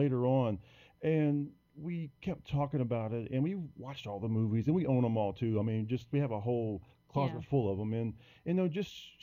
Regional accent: Prairieville, Louisiana, United States; little small town called Prairieville, which is about 15 minutes outside of Baton Rouge, the capital here. And I've been here all my life

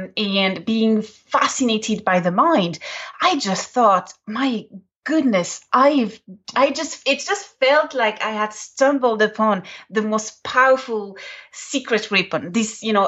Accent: Ireland; My mother tongue is English, which always surprises everyone. And so my colloquialisms are, you know, very Irish.

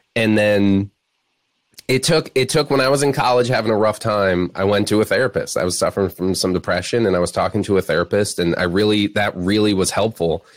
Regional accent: Florida Keys, United States; moved away; also born or lived in Chicago; grew up in the Florida Keys

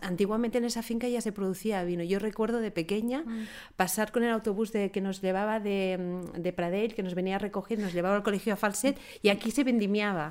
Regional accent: Priorat, Catalonia, Spain; yo soy, soy del Priorat, de esta, de esta comarca

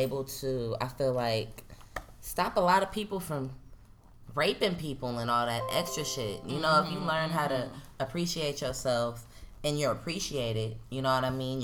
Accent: Oakland, California, United States; I'm a girl from East Oakland.

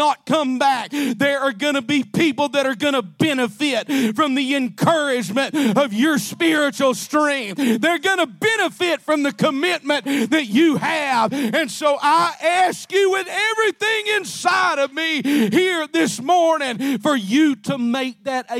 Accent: Alabama, United States; I'm from Alabama

